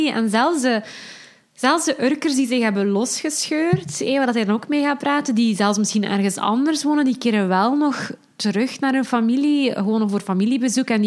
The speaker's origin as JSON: {"language": "Dutch", "town": "Urk", "region": "Flevoland", "country": "Netherlands", "said": "zeker omdat ik zelf ook van Urk ben."}